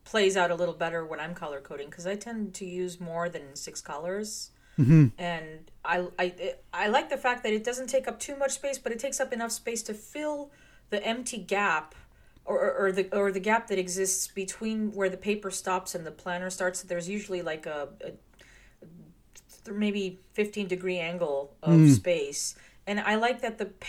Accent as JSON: {"language": "English", "country": "United States", "said": "as the American"}